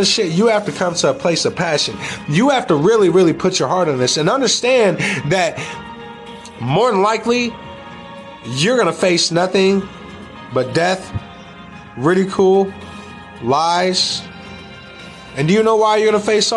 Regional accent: United States; We as American people

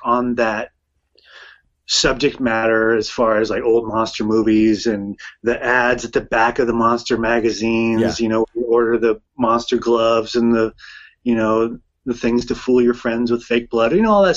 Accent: Sacramento, California, United States; also born or lived in San Francisco; We're from San Francisco originally, and I grew up in Sacramento

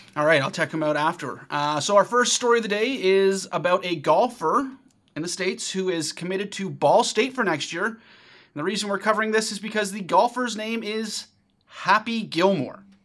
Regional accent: Ajax, Ontario, Canada; my hometown of Ajax, Ontario

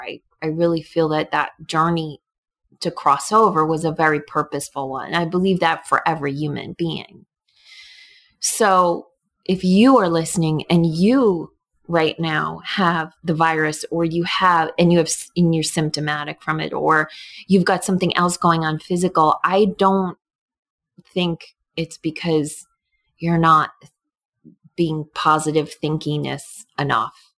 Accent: New York, United States; now in Connecticut, United States; I grew up in New York

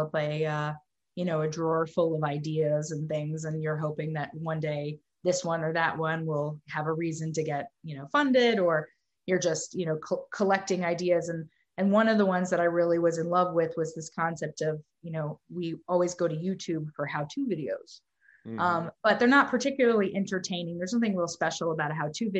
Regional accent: Dallas, Texas, United States; moved away as an adult; now in New York, United States; I grew up in Texas

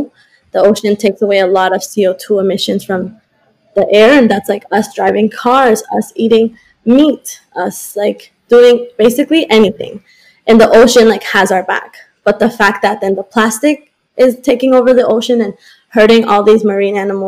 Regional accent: Colombia; now in Boston, United States; I was born in Colombia, so I'm very connected to Latin America.

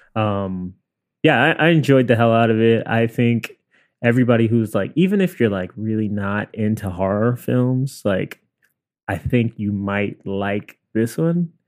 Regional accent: New York City, New York, United States; we're both from Queens.

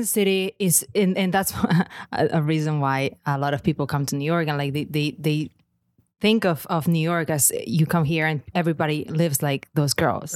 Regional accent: Lleida, Catalonia, Spain; first language Catalan; English is a second language; moved away as an adult; I grew up in Catalonia, in Lleida, which is just a region, uh, in the middle of Catalonia. And it's Catalan, first language.

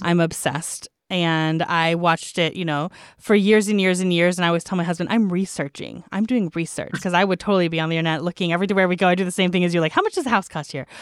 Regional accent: United States; as an American

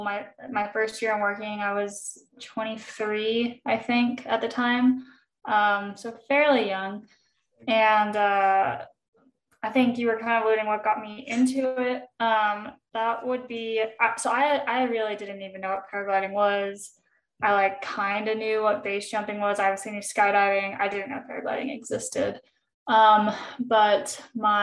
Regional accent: Texas, United States; moved away as an adult; also born or lived in California / Alabama / Colorado; now in Utah, United States; I grew up most of my life in Texas. Even I was born in California. Formative years in Texas

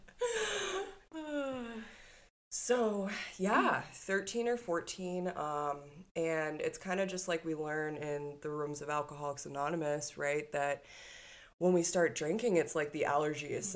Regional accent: Cape Cod, Massachusetts, United States; I grew up on the East Coast. I grew up on a tiny little place, Cape Cod

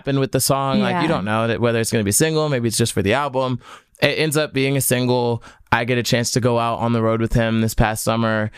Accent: New Jersey, United States; I'm from Jersey

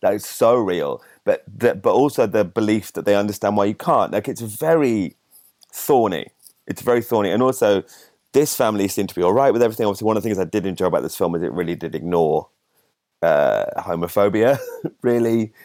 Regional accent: Solihull, West Midlands, United Kingdom; I'm from Sally Hall in the West Midlands, just south of Birmingham

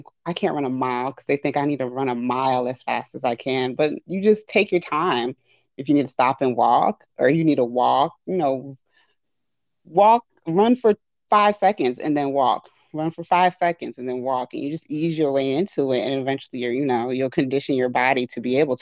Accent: New York City, New York, United States; I grew up in the Bronx most of my life, went to public school most of my life

